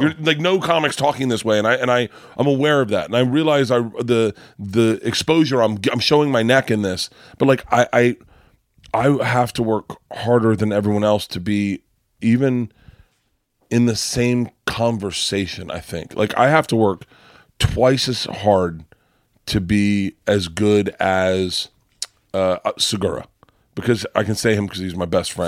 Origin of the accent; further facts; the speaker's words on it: Florida, United States; growing up in Florida